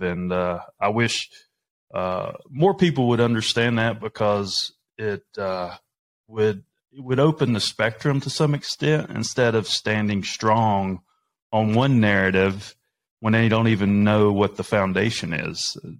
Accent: the South, United States; I'm from the South, right? Baptist, Baptist church

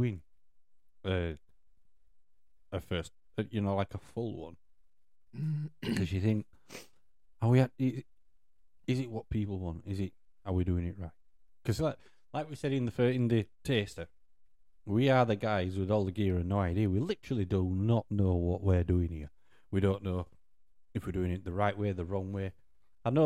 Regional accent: Yorkshire and the Humber, United Kingdom; We're from Yorkshire

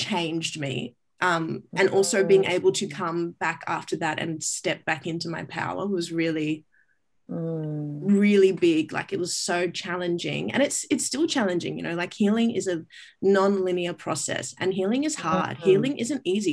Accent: Brisbane, Queensland, Australia; moved away as an adult; also born or lived in Grenada / Perth; now in Sydney, Australia; I grew up in Brisbane and then, spent my first 18 years there and then moved over to Perth and then moved to Sydney

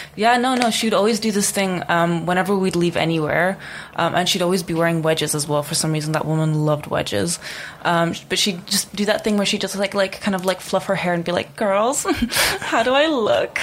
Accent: Czechia; moved away as an adult; I was born and raised in Czech Republic.

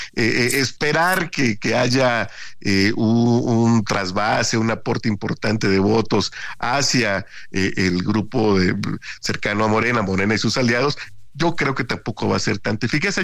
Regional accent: near Minatitlán, Veracruz, Mexico; en Minatitlán, ahí cerquita de mi pueblo

